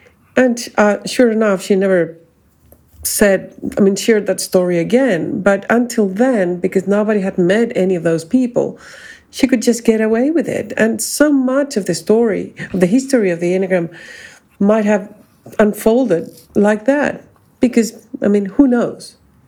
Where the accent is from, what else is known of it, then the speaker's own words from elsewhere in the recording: Chile; Chile, my home country.